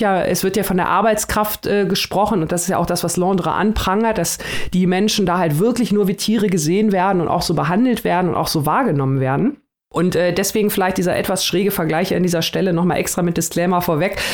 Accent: Germany; hier bei uns in Deutschland, ähm, ich habe da auch nichts drüber in der Schule gelernt

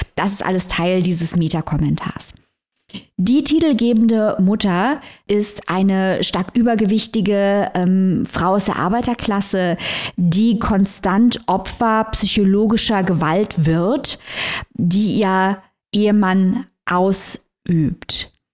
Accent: Saarbrücken, Saarland, Germany; ich komme aus Saarbrücken, das ist nicht sehr weit weg vom Hunsrück.

